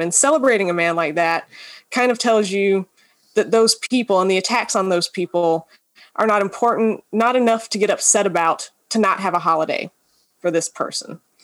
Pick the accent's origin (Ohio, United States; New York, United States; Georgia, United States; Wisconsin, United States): Georgia, United States; I'm originally from Georgia, and my family is from the lower Appalachian area.